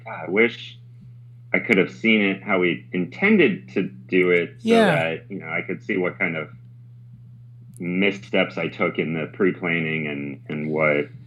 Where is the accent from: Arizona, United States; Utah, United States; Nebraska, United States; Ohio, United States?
Utah, United States; Park City; I grew up in Park City, Utah, heavy ski racing through all of growing up and childhood